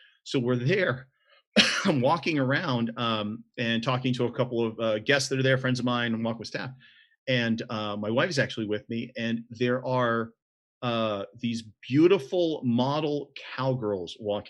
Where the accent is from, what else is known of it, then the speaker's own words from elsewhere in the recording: the South, United States; growing up in the South in the United States